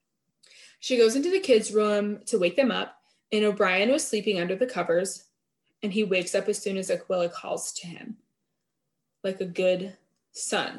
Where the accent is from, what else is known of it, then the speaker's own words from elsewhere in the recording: Vermont, United States; I grew up in Vermont and we didn't even have a Walmart till like 2007